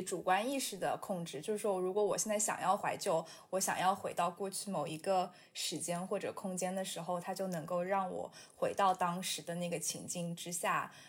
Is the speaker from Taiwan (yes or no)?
no; Shanghai, China; now in New York, United States; 把我带回到我记忆里，童年里的那个上海